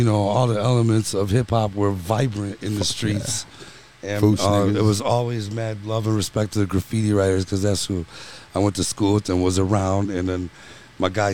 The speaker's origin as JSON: {"language": "English", "town": "Chicago", "region": "Illinois", "country": "United States", "said": "we're from Chicago"}